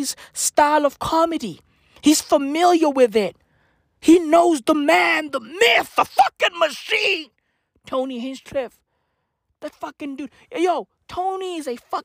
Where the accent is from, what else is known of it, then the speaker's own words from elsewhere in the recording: South Africa; I'm a black kid in South Africa